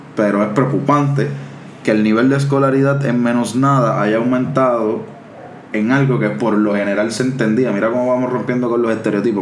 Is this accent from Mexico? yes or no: no; Cataño, Puerto Rico; yo soy de Cataño